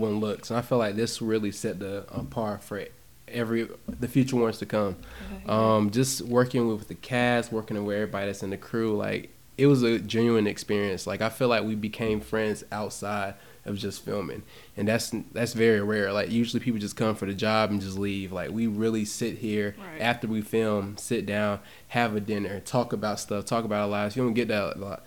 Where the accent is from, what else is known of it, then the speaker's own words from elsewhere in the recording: North Carolina, United States; I'm from North Carolina